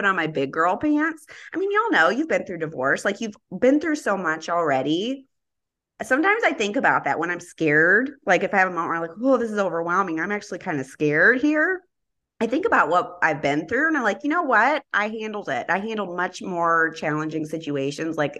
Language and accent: English; United States; I'm American, I only speak one language